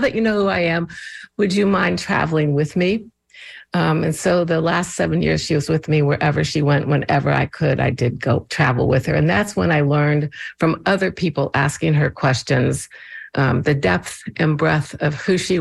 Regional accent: Indiana, United States; now in Baltimore, United States; growing up in Indiana

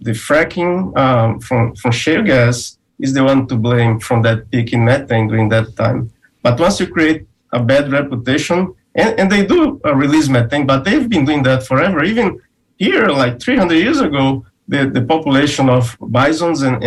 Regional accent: Brazil; now in Florida, United States; I'm originally from Brazil, and I did some work there with silver pasture

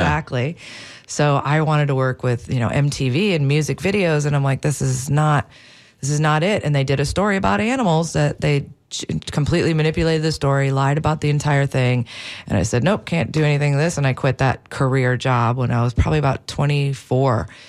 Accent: Wisconsin, United States; now in St. Petersburg, United States; I grew up in Wisconsin, so up there, the animals are a lot different than here

